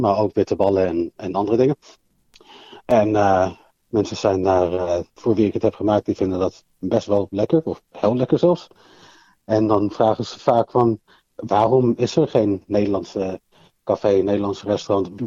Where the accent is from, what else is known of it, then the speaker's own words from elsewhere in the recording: London, United Kingdom; also born or lived in Amsterdam, Netherlands; now in Australia; heeft eh, mij en mijn twee zussen meegenomen naar Londen. En ben ik in Londen opgegroeid.